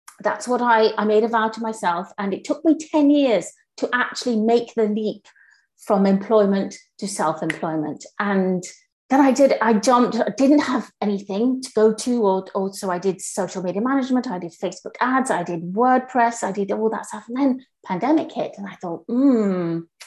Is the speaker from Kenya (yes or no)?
yes; Kenya; now in United Kingdom; I grew up in Kenya